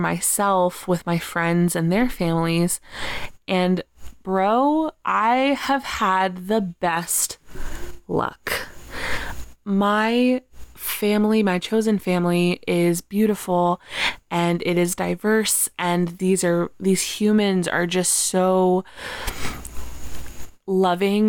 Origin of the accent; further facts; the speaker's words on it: Texas, United States; now in New York, United States; after I moved away from Texas and I moved to New York